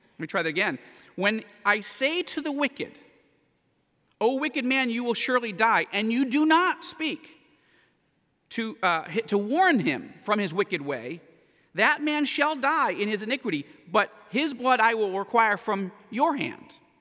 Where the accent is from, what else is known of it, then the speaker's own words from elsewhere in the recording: United States; I say that as an American